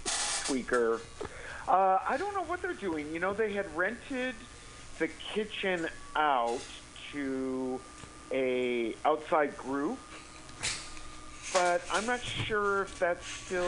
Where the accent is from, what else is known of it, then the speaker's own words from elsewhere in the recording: Midwest, United States; I'm from the Midwest.